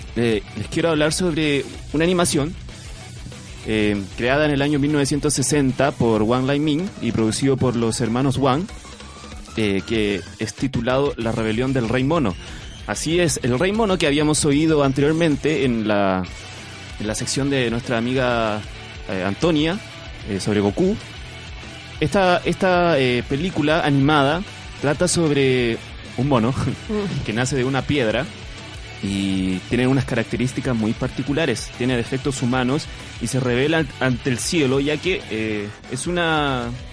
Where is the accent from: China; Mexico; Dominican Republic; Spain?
China; Canton province, Guangdong; now in Chile; yo recuerdo en mi infancia, que como sabrán, yo vengo de China, en la provincia de Cantón